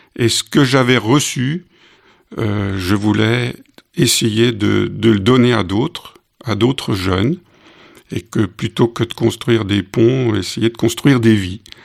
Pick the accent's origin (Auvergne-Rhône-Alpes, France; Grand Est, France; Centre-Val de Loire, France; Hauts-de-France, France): Auvergne-Rhône-Alpes, France; Collonges-sous-Salève; also born or lived in Cameroon / Strasbourg / Mulhouse, Alsace; j'étais dans les valises et je, je suis arrivé dans, sur ce campus comme étudiant